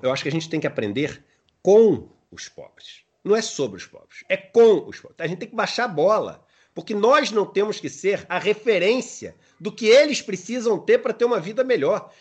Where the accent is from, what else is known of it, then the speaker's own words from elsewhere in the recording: Rio de Janeiro, Brazil; sou nascido e criado na Urca